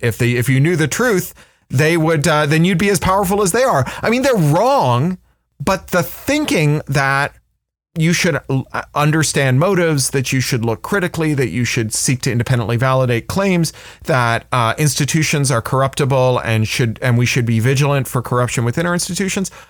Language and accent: English; Toronto, Ontario, Canada; I, I grew up in Toronto, which, which was a city full of writers who were very accessible.